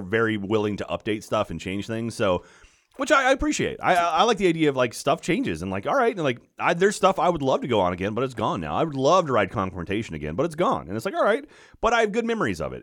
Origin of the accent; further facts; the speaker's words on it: United States; I'm an American in Paris.